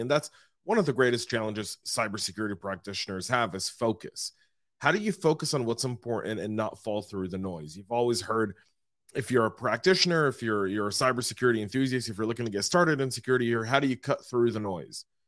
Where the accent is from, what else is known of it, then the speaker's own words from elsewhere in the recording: Louisville, Colorado, United States; my hometown of Louisville, Colorado